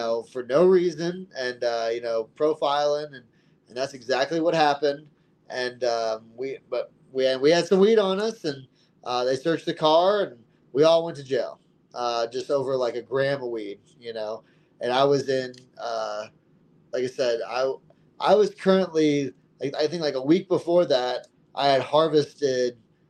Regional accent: Texas, United States; moved away as an adult; I came from Texas where, you know, I was put in jail for, you know, cannabis possession multiple times and, you know, always just looking over my shoulder, like you said, and, you know, moving to Colorado.

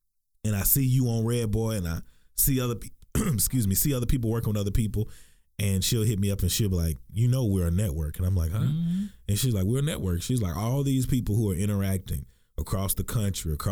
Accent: Texarkana, Texas, United States; moved away; growing up in Texas County

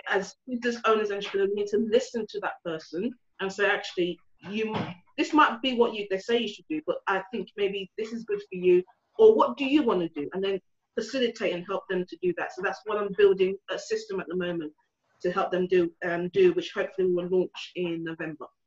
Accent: London, United Kingdom; moved away; also born or lived in Essex / north of England; I grew up in Hackney, so where there's a lot of people looked like me

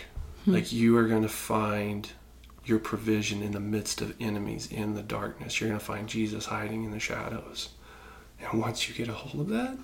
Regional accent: Indiana, United States; I was born in Indiana, so we'd go to the Fort Wayne Philharmonic

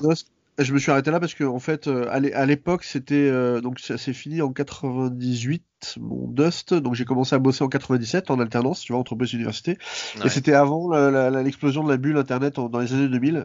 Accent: Paris, Île-de-France, France; also born or lived in Seine-Saint-Denis; j'ai grandi, euh, à Paris, dans le centre de Paris

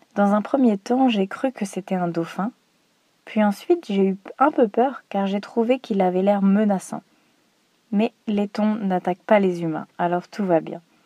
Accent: Normandy, France; moved away as an adult; now in Croatia; Dans ma région natale, en Normandie, il y a beaucoup de nature et de forêts.

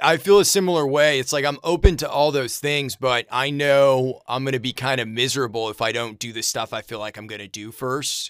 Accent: Brunswick, Maine, United States; I grew up in Maine, and it was, it was a middle class town, working class kind of place. There was a, Bowdoin College was there. I grew up in a town called

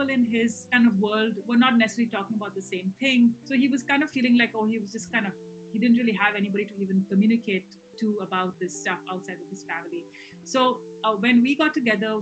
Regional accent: India; moved away; also born or lived in Hawaii / United Kingdom; I'm originally from India

